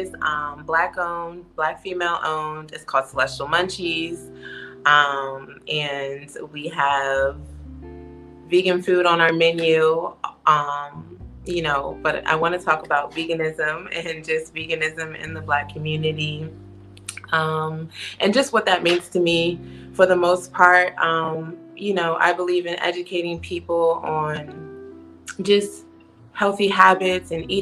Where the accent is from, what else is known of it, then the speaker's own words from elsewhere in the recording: Washington, District of Columbia, United States; moved away as an adult; now in Atlanta, United States; I'm from Washington, D.C.